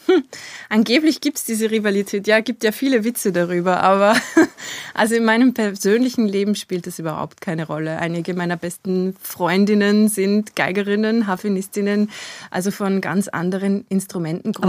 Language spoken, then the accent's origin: German; Kirchdorf/Christkirchen, Upper Austria, Austria; now in Vienna, Austria; Ich bin geboren in Oberösterreich, in Christkirchen.